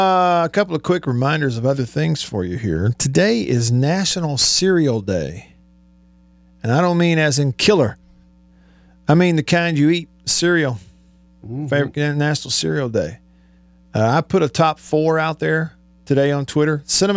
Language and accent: English; Alabama, United States; now in Mississippi, United States; when I was younger growing up in Alabama